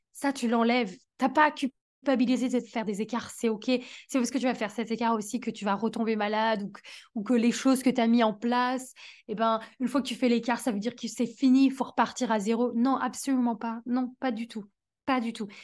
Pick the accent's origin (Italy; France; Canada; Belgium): France; en tant que bonne française